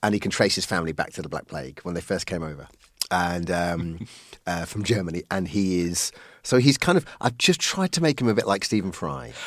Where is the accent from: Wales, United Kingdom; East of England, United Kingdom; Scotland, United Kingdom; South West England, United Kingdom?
East of England, United Kingdom; Colchester; now in London, United Kingdom; I was born in Colchester from, uh, Irish stock